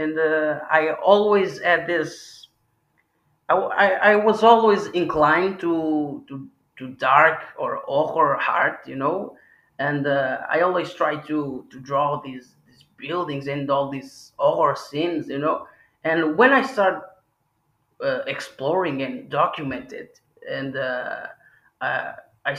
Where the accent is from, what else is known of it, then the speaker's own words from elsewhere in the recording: Porto, Norte, Portugal; I am from the north. I am from Porto.